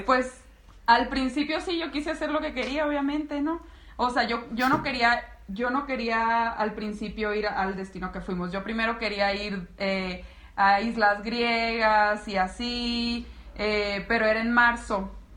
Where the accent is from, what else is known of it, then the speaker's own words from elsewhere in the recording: Navojoa, Sonora, Mexico; moved away as an adult; also born or lived in Guadalajara; now in León, Mexico; Yo soy de Sonora y él también